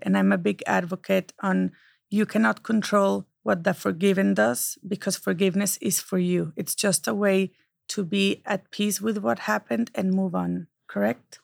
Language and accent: English; Mexico; now in United States; I can still be Mexican, and I can be a proud American.